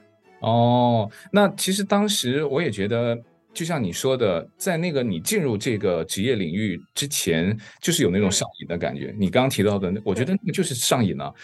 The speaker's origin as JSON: {"language": "Chinese", "area": "the South", "region": "southern China", "country": "China", "said": "像我是南嗯。方人，其实对冰雪运动嗯。就更陌生了"}